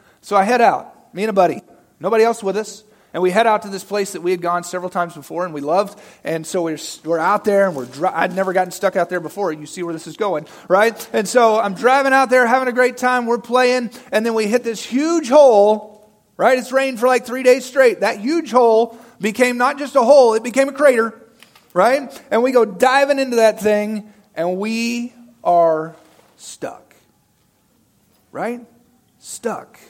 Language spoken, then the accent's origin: English; Arkansas, United States; moved away; I'm from good old Arkansas